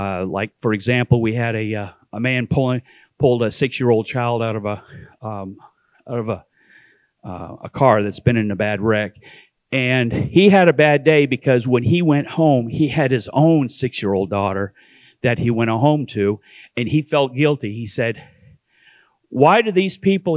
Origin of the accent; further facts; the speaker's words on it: Canada; also born or lived in East Tennessee; now in Sevierville, United States; I'm originally from Canada. And for some reason, I lost my way and found my way to East Tennessee